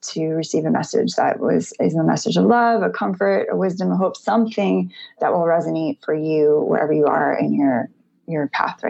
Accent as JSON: {"language": "English", "region": "New York", "country": "United States", "said": "I'm from New York originally"}